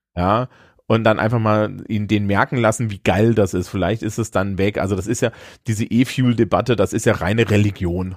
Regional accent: Germany; als wir als Deutsche

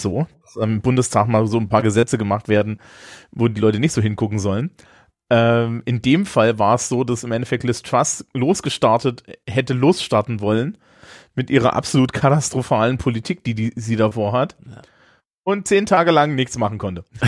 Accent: Germany; als Deutsche

